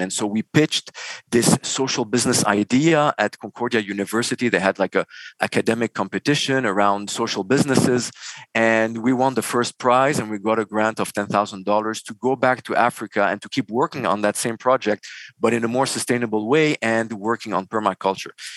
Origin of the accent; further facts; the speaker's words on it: Beirut, Beirut Governorate, Lebanon; moved away as an adult; also born or lived in Dubai, United Arab Emirates / Montreal, Canada; born and raised in Beirut, Lebanon.